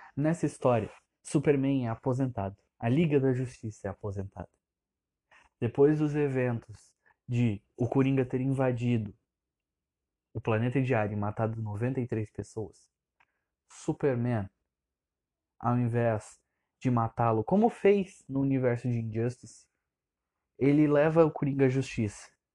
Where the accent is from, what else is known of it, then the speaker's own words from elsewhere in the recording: Santa Catarina, Brazil; eu tenho 17 anos, eu sou de Santa Catarina